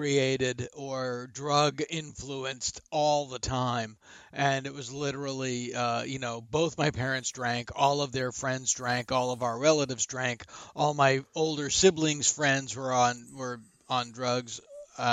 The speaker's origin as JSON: {"language": "English", "town": "Boston", "region": "Massachusetts", "country": "United States", "also_born_or_lived": "San Francisco, California", "moved": "as an adult", "lives_now": "Los Angeles, United States", "said": "I'm from Boston originally"}